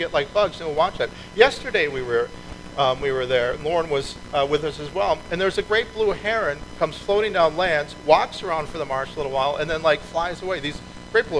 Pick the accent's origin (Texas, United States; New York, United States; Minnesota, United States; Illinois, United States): Minnesota, United States; moved away; I grew up in Minnesota